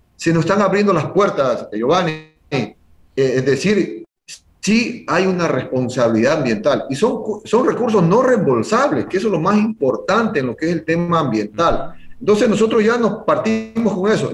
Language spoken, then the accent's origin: Spanish; San Cristóbal, Galápagos, Ecuador; quiero a mi tierra, quiero a mi pueblo